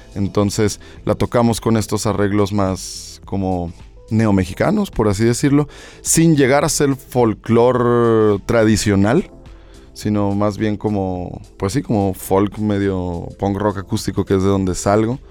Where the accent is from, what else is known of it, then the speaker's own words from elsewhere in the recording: Mexico; Me gustaba más el ser mexicano